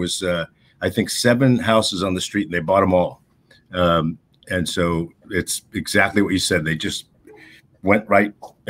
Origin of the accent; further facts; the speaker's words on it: United States; My parents were born here, and so was I. My family on my mother's side was from Kostaria